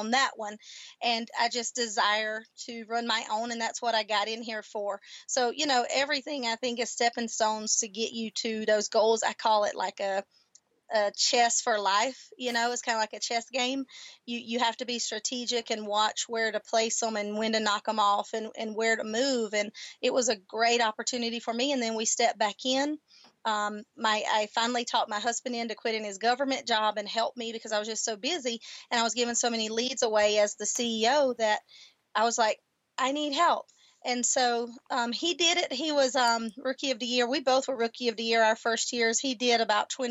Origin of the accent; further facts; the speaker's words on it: the South, United States; accent: Southern; now in El Paso, United States; that little Army gal coming out with that leadership plus that Southern heritage.